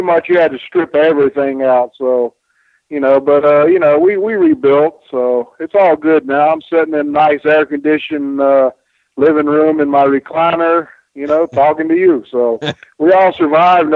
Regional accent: Spartanburg, South Carolina, United States; my little town in Spartanburg, South Carolina, you know, and I grew up on Mid-Atlantic Championship Wrestling

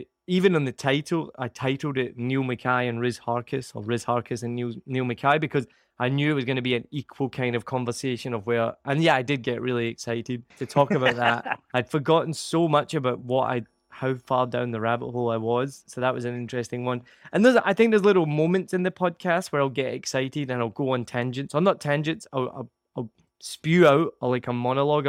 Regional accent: Scotland, United Kingdom; I am Scottish

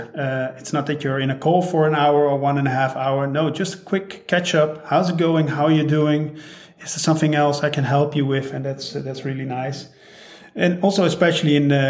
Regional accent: Netherlands; now in St. Gallen, Switzerland; I'm from the Netherlands

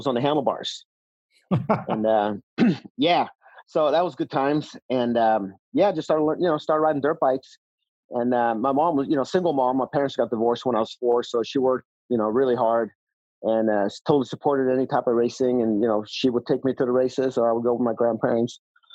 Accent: just outside of Stockholm, Stockholm County, Sweden; also born or lived in Northern California / Southern California; now in United States; I was born and raised in just outside of Stockholm.

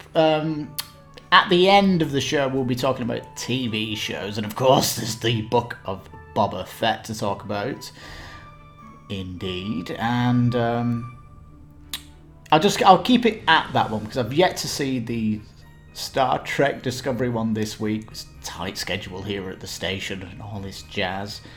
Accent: Ireland; I am Irish

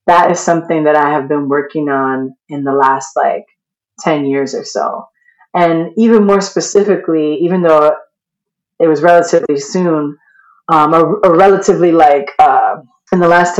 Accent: New York, United States; I'm from New York and we do not grow up believing in joy. We grow up ready to fight

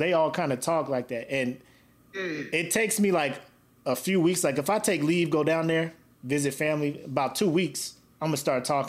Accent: South Carolina, United States; born there; I was born in South Carolina. My dad was in the Marines for, like, 30-some-odd years, so we moved all over the place, man. But we spent most of our time between North and South Carolina.

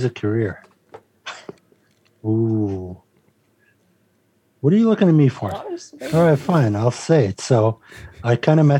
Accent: Lebanon; I'm I'm Lebanese.

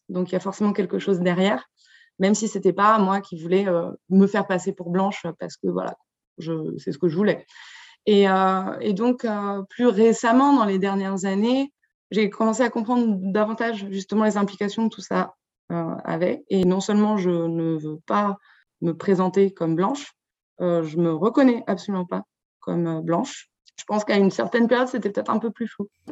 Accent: Brittany, France; je viens de Bretagne, enfin, c'est là où j'ai grandi

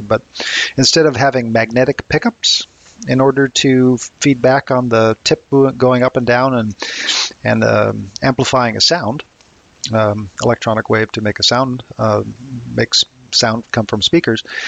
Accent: Harvard, Massachusetts, United States; I grew up mostly in a small town of Harvard, Massachusetts

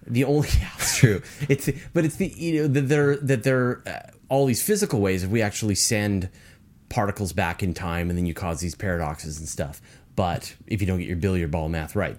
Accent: British Columbia, Canada; I'm from British Columbia.

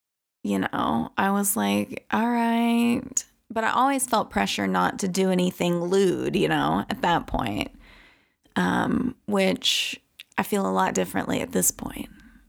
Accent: the South, United States; And I am from the South, which I don't have like a super conservative background.

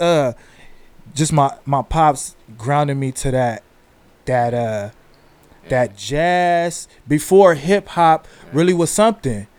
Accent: San Diego, California, United States; I'm from San Diego, California, East East San Diego, uh, Southeast San Diego, Spring Valley

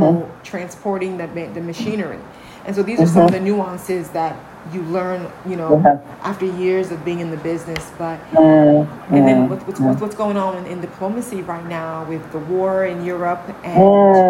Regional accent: Ghana; when I went plant-based as a Ghanaian

